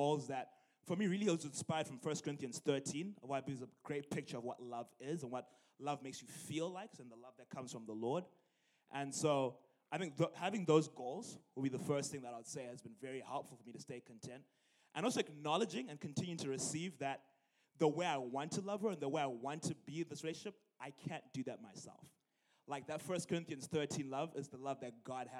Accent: Zimbabwe; moved away as an adult; also born or lived in University of Illinois, United States; now in Illinois, United States; I'm originally from Zimbabwe, and I came here for college in 2013 at the age of 19.

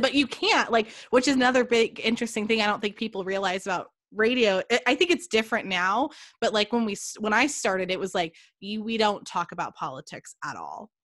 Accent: California, United States; moved away; also born or lived in Oregon; I am some girl from California

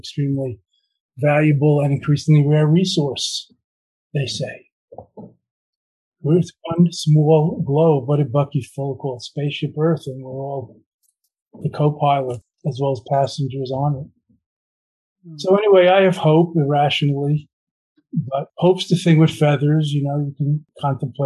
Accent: New York, United States; I come from New York. I have a bit of a New York motor mind, motor mouth.

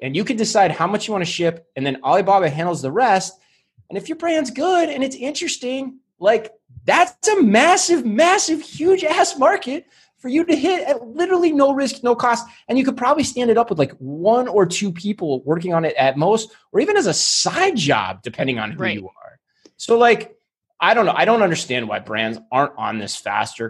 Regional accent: Tempe, Arizona, United States; my hometown of Tempe

